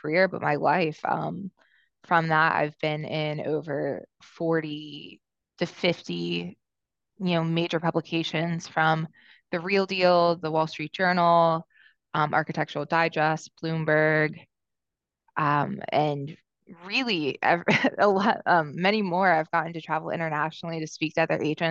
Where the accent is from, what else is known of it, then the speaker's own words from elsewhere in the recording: Atlanta, Georgia, United States; also born or lived in Los Angeles, California; now in New York City, United States; I'm originally from Atlanta, Georgia, and I moved to New York City from Los Angeles about 6 years ago.